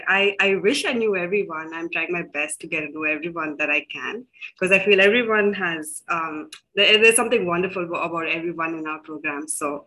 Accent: South India, India; also born or lived in Delhi; I am from India. Now, I was born in Delhi, but then I've grown up in various cities along the south.

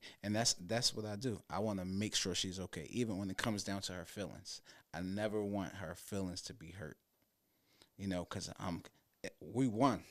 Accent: Philadelphia, Pennsylvania, United States; now in New Jersey, United States; So I'm a Philadelphian, born and raised West Philly city. But I live suburban in New Jersey now.

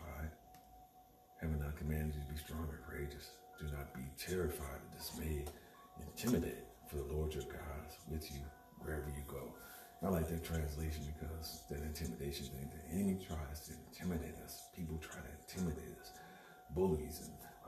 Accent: the South, United States; I was born in the South

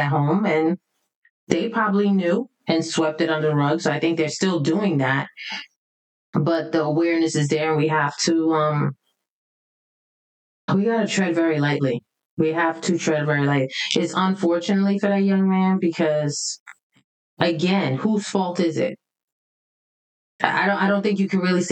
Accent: New York City, New York, United States; growing up in the Bronx

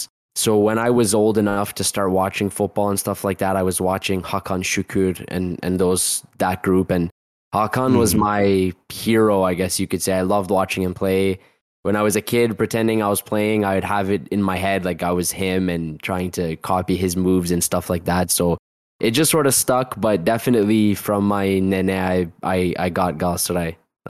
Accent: Toronto, Ontario, Canada; also born or lived in Northern Cyprus; I'm from Toronto, Canada. I'm 26 years old.

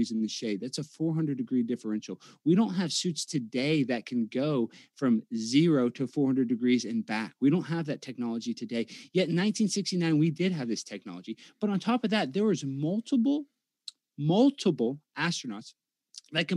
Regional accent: Texas, United States; I'm from Texas

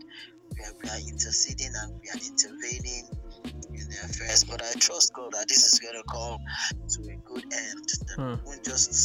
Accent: Nigeria; I'm just a Nigerian

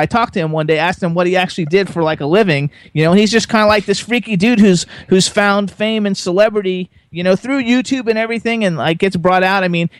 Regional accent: Florida, United States; I'm from Florida

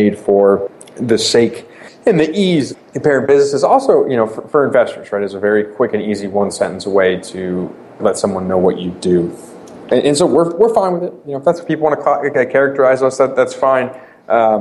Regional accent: Boston, Massachusetts, United States; I born and raised in Boston.

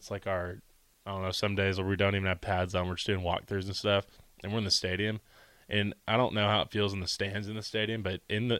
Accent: Texas, United States; moved away as an adult; now in Nebraska, United States; I come from Texas.

